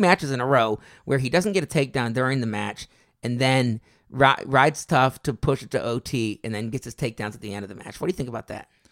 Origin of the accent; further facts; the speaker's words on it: Albuquerque, New Mexico, United States; I was born in New Mexico, Albuquerque